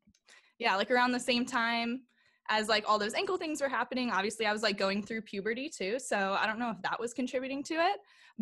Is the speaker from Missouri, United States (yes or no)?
yes; St. Louis, Missouri, United States; I grew up in St. Louis.